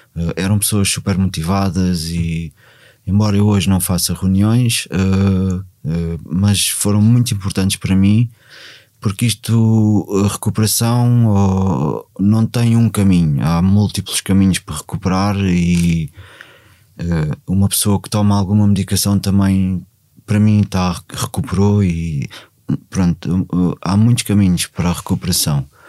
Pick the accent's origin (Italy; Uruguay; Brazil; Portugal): Portugal; comecei a ir a Cruz, onde eu, onde eu cresci